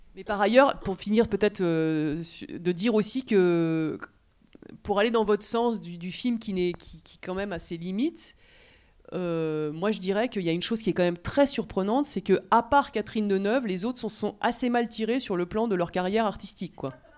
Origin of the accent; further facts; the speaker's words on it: France; on est français